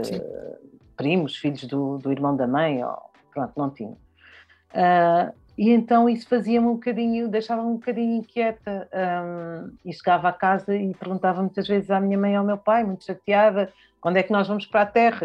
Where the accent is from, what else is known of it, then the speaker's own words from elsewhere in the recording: Lisbon, Portugal; also born or lived in Bié, Angola; E, e eu cresci em Lisboa, cresci na rua da, na rua da Boa Vista, Uh, cresci em Lisboa